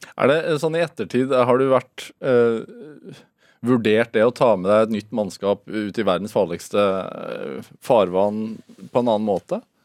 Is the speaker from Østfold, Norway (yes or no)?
yes; Sarpsborg, Østfold, Norway; accent: Sarpsborg dialect; Jeg er fra Sarpsborg. Serpedialekten skinner gjennom noen gang